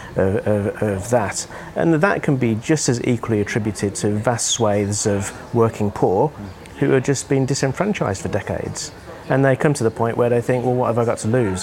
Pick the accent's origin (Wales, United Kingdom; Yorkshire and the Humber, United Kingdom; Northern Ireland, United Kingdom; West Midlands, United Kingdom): West Midlands, United Kingdom; Birmingham; moved away; I grew up in a reasonably deprived area of the UK in in Birmingham, around the Midlands